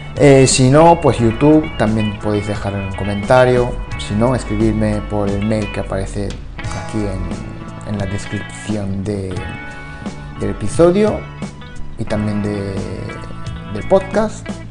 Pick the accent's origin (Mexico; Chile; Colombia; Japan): Japan; Spanish is a second language; now in Spain; yo soy de Japón.